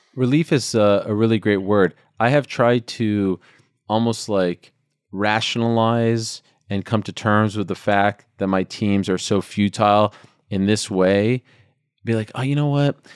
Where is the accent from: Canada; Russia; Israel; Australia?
Canada; Montreal, Quebec; when I was a kid growing up in Montreal